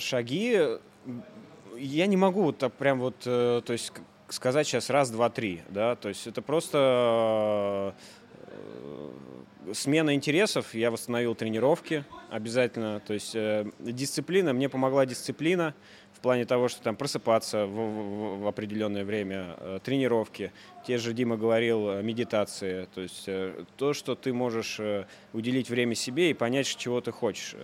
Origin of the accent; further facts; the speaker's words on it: Voronezh, Voronezh Oblast, Russia; moved away as an adult; also born or lived in Moscow; Я из Воронежа, родом из Воронежа, жил в Москве на тот момент